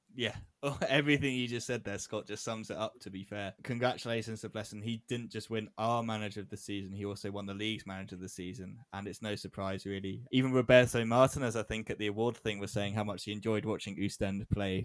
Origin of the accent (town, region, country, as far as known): England, United Kingdom